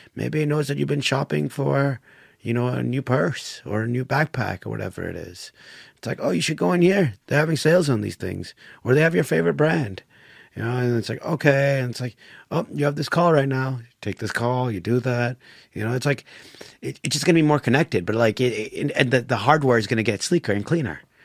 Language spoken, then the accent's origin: English; United States; My dad chose to move to America. Brought my mom with them. They had me and my siblings.